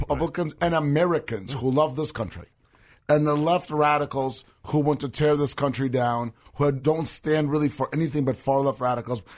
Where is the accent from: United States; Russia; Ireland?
Russia; moved away; it's Russian, right? 'Cause, yeah, we're from Russia.